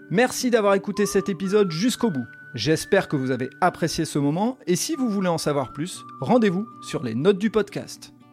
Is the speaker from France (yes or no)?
yes; France; parce que en tant que Français